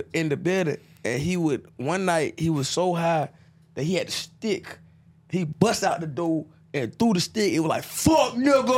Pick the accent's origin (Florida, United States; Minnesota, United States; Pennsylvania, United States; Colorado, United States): Florida, United States; Orlando; I'm from Pine Hills